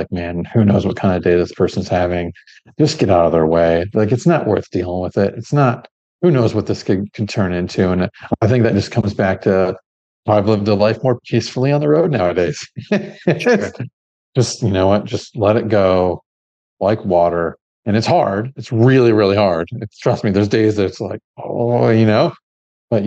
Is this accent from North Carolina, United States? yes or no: no; Midwest, Michigan–Ohio border area, United States; also born or lived in Gold Coast, Australia; now in Melbourne, Australia; we grew up in a place to where, my family, we're from the Midwest, Michigan. Ohio border area